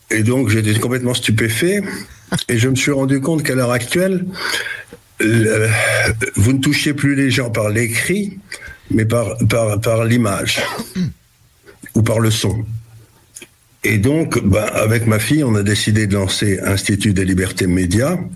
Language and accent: French; Syria; born there; c'est pour ça que je suis né en Syrie